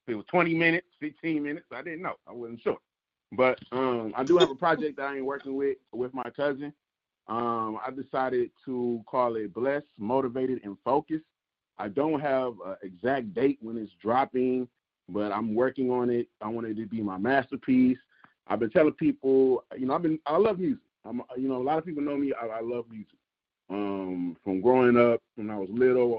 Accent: Detroit, Michigan, United States; growing up in Detroit

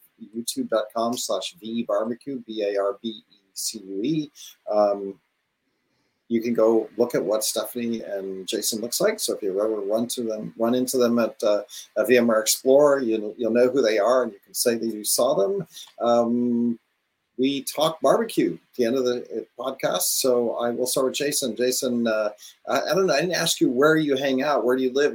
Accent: Northern California, United States; I'm from Northern California

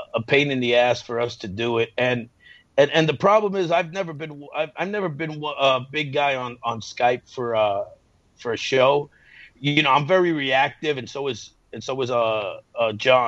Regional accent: New York, United States; accent: New York; my New York accent was too heavy

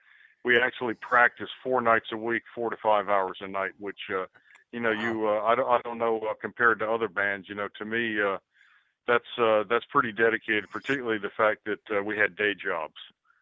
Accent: New York City, New York, United States; now in Columbia, United States; Out of the 5 band members, only 2 of the fellas were actually from South Carolina. I moved down to Columbia from New York City.

